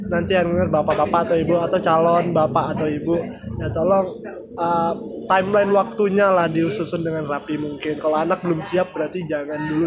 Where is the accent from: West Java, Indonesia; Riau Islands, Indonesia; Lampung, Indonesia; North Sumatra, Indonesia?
Riau Islands, Indonesia; Batam; uh, kita orang Batam sangat dibundahkan untuk hal-hal yang haram seperti itu